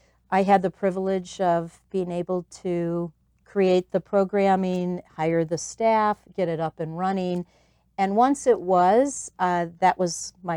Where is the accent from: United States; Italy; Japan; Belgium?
United States; Chicago, Illinois; So I came originally from Chicago to find, I was the founding director of the Christmas Box House.